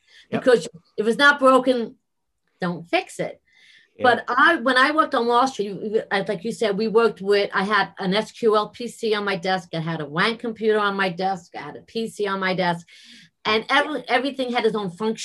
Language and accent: English; New York City, New York, United States; accent: New York